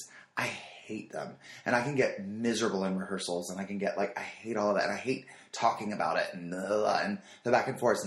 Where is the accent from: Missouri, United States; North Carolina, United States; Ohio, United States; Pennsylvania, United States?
North Carolina, United States; moved away; I'm from North Carolina